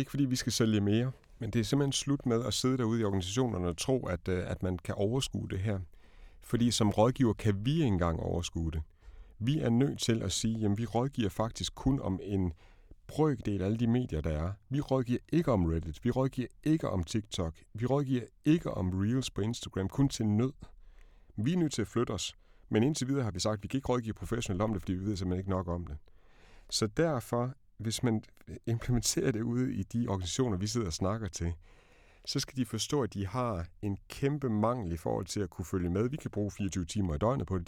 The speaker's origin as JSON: {"language": "Danish", "country": "Denmark", "said": "som dansker"}